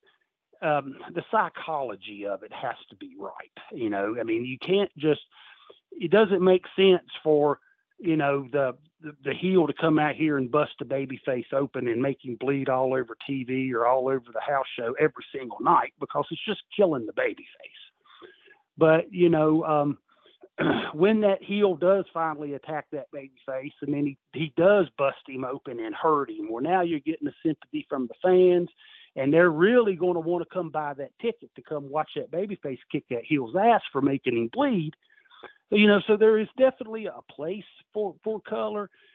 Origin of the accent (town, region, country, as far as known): Christiansburg, Virginia, United States